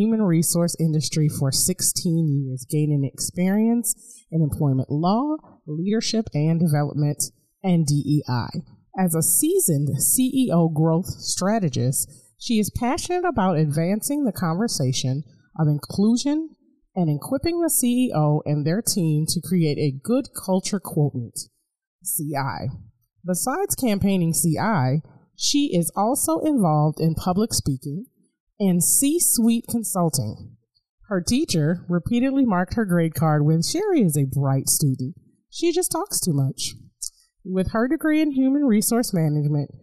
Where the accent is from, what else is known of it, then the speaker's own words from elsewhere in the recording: Chicago, Illinois, United States; moved away; I grew up in Chicago when I was little